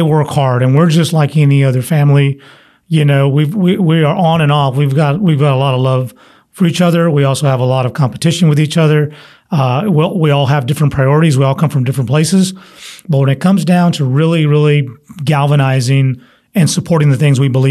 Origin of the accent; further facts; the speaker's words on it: San Antonio, Texas, United States; I'm from San Antonio